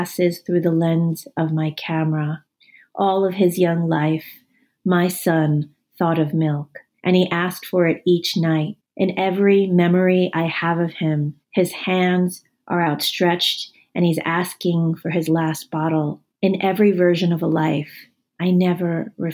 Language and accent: English; United States; I am Chinese American